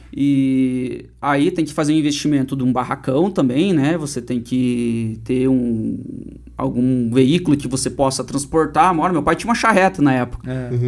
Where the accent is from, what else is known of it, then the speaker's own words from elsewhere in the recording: Turvo, Paraná, Brazil; also born or lived in Guarapuava; eu sou nascido aqui em Guarapuava, uhum. aqui no Hospital Nossa Senhora de Belém. Mas eu sempre brinco assim, que eu só nasci no hospital aqui, mas no outro dia de manhã uhum. já meu pai, Pedro, minha mãe Ivone me colocaram dentro de um Fusca que meu pai tinha na época, e já me levaram lá pro, pro interior de Turvo